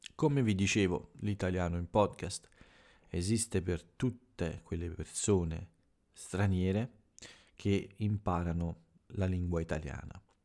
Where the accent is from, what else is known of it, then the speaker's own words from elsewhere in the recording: Italy; del mio paese